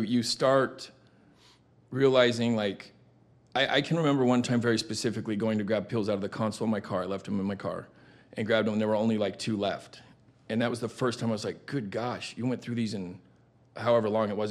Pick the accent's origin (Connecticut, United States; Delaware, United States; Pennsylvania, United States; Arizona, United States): Arizona, United States; Tucson; born and raised in Tucson, Arizona.